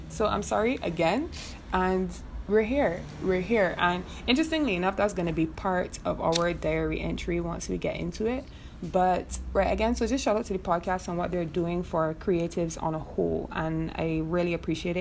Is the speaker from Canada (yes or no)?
no; Barbados; moved away as an adult; also born or lived in Trinidad; now in Trinidad and Tobago; I'm originally from Barbados